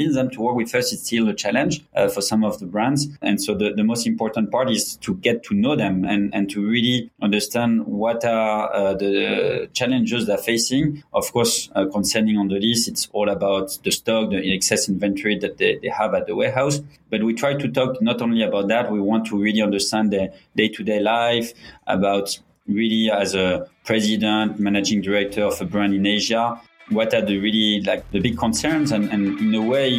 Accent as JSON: {"language": "English", "country": "France", "tie": "born or raised there", "also_born_or_lived": "Mexico", "moved": "as an adult", "lives_now": "Hong Kong", "said": "French and Mexican. I grew up in Mexico for 6 years and most of the rest of my life in France."}